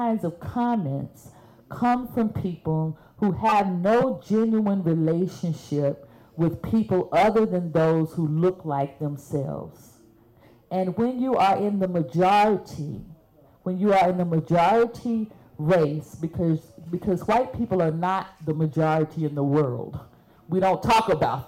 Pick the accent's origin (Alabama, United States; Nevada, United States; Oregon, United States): Alabama, United States; Birmingham; I'm from Birmingham.